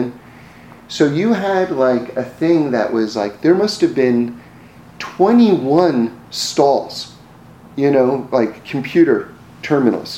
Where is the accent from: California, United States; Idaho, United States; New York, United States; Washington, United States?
New York, United States; growing up in New York and hearing stories